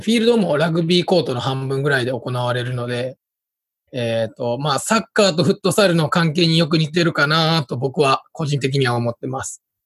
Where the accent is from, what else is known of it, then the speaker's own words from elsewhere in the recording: Osaka, Japan; accent: Kansai dialect; moved away as an adult; now in Tokyo, Japan; 大阪で、えっと、高校までいて、で、大学を機にこっちに出てきた感じです